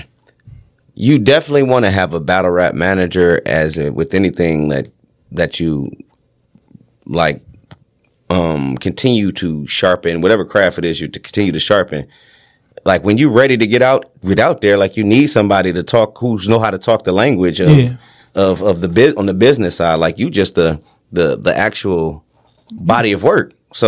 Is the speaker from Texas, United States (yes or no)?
no; Detroit, Michigan, United States; I'm from Detroit